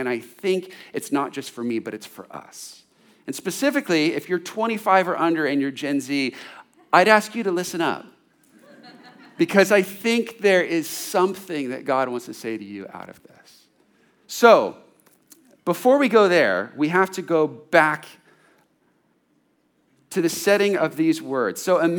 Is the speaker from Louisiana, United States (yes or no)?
no; California, United States; Growing up in California, had been around money and freedom to do any kind of sport and activity and all kinds of pleasures.